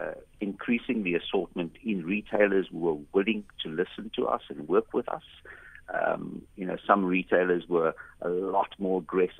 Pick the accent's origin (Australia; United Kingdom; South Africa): South Africa; because we are South African, the company is locally owned and managed